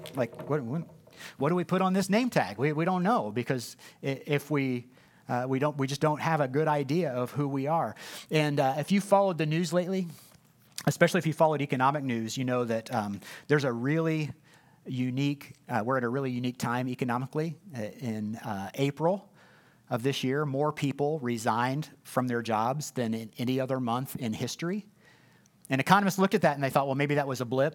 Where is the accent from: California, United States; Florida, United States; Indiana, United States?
Indiana, United States; Indianapolis; I'm from Ben Davis High School on the west side of Indianapolis